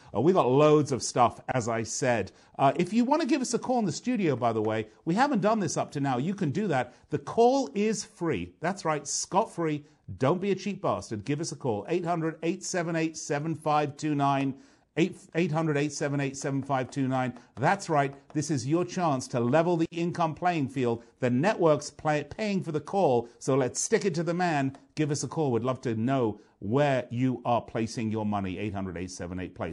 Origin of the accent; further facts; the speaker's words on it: London, United Kingdom; my hometown, London, England